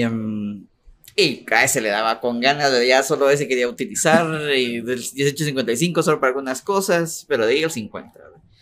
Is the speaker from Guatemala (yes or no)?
yes; Guatemala; also born or lived in Cobán, Guatemala; toda mi infancia, la que yo me recuerdo, pues, viví en Imajuyú eh, mucho tiempo, casi, casi 20 años vivía